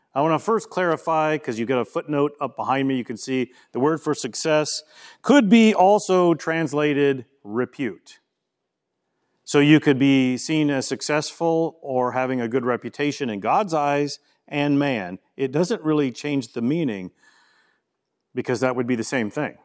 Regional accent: Louisiana, United States; moved away; I'm from Louisiana

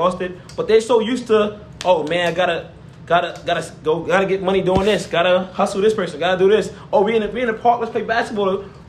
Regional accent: New York City, New York, United States; moved away as an adult; I grew up in New York City, man.

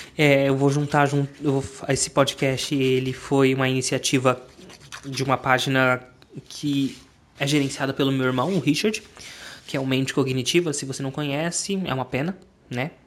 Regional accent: Brazil; eu sou brasileiro

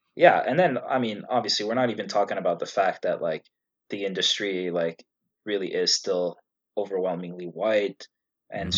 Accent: Canada; also born or lived in Egypt; I was born in Egypt. Uh, the whole family is Egyptian, and I moved to Canada when I was two years old. So I really consider myself more Canadian than Egyptian

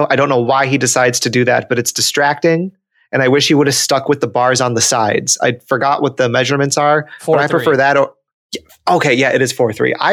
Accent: Wisconsin, United States; we're both from Wisconsin

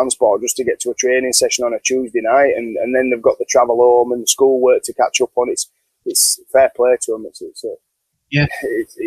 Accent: Yorkshire and the Humber, United Kingdom; now in South of England; I'm a Yorkshireman

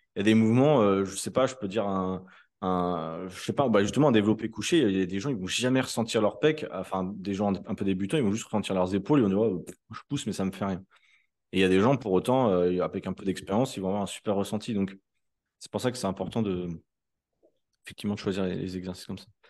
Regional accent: France; Nous, en tant que Français

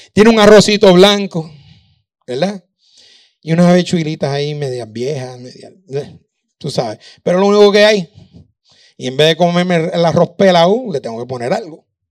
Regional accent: Puerto Rico; moved away as an adult; also born or lived in Virginia, United States; now in Dominican Republic; Me, fui de Puerto Rico eh, y terminé en Virginia.

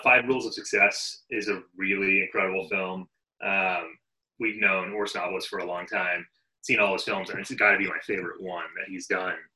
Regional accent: Rhode Island, United States; We're from Rhode Island originally

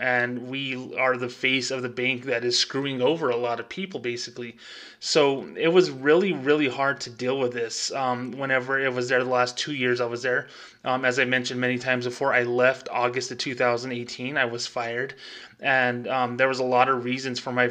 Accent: United States; I am Hispanic. I am 30 miles from Mexico. You know, I am an American.

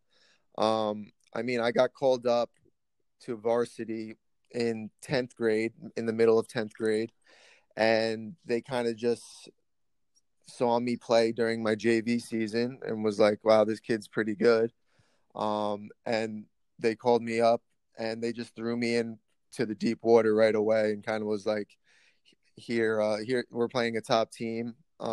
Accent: Massapequa, New York, United States; I played for my hometown club, which was Massapequa

